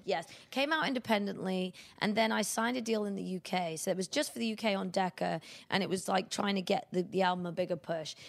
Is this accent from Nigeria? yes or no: no; United Kingdom; moved away as an adult; now in United States; being a British artist